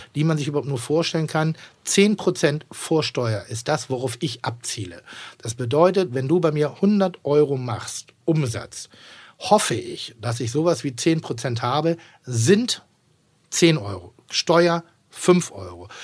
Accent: Northern Germany, Germany; ich bin in Norddeutschland groß geworden und ich bin im, im Gasthof groß geworden

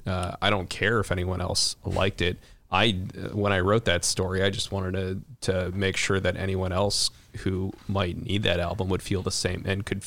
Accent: Chicago, Illinois, United States; to my experience as a Chicagoan

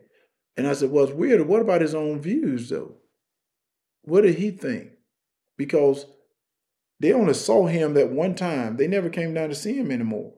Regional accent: Wrightsville, Georgia, United States; Wrightsville, Georgia, my little town

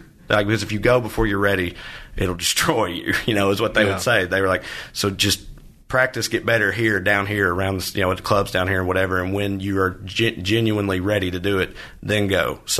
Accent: the South, United States; We're all from the South, but I think it's probably rings pretty true for almost any red state in this country

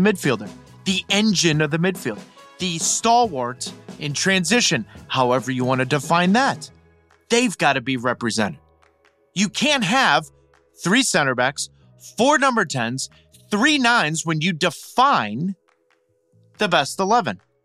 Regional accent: St. Louis, Missouri, United States; I grew up in Saint Louis

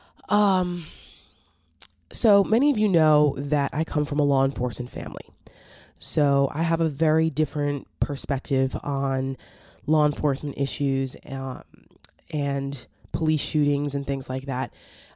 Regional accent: New Jersey, United States; now in Northern Virginia, United States; I'm from Jersey.

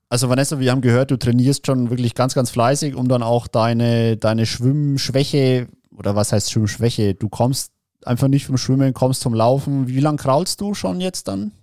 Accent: Bavaria, Germany; bei uns in Bayern

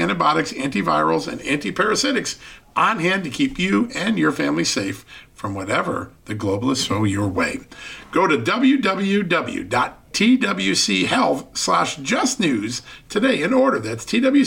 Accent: Virginia, United States; Joining us right now from the great state of Virginia, my home state

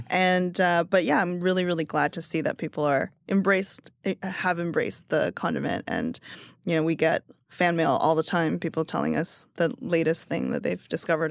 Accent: China; now in United States; I produce everything in China in my hometown

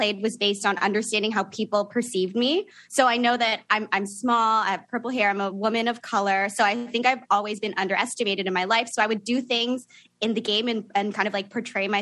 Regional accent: Niagara Falls, Ontario, Canada; now in Toronto, Canada; So I live in Toronto now, but I grew up in Niagara Falls.

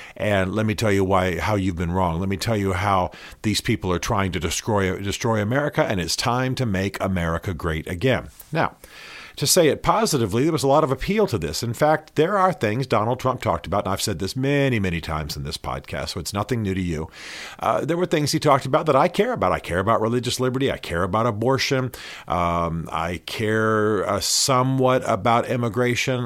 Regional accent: Albany, Georgia, United States; I'm from, you know, I was born in Albany, Georgia

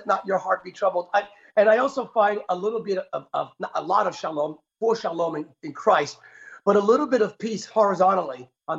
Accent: Bethlehem, Pennsylvania, United States; Lehigh University grad here where my hometown, Bethlehem.

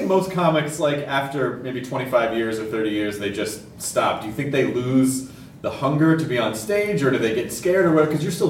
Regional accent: United States; My American brain couldn't sort out all of the words from one of the earlier albums.

